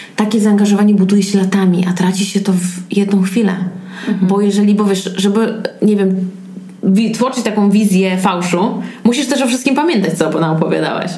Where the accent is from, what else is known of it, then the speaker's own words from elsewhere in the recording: Warmian-Masurian Voivodeship, Poland; no bo jestem z Mazur